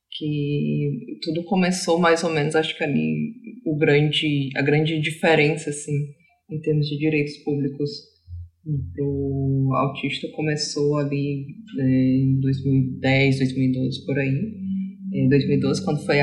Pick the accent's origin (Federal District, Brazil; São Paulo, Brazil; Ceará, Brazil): Ceará, Brazil; born there; also born or lived in Rio de Janeiro / Santa Catarina; Eu sou uma autista nômade, vou começar dizendo isso. Eu nasci no Ceará, morei no Rio e em Santa Catarina.